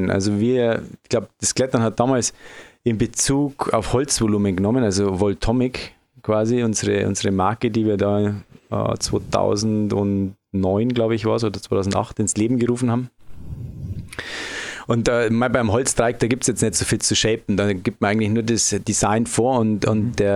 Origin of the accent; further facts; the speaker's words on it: Bavaria, Germany; Also, wie man es an meiner Aussprache schon hört, ich komme nicht direkt aus dem Frankenjura. Ich komme eigentlich aus Oberbayern.